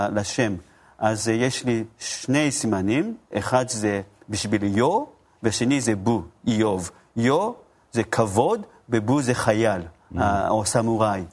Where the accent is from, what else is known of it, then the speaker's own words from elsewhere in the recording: Japan; Hebrew is a second language; also born or lived in Tokyo; now in Israel; אני במקור מיפן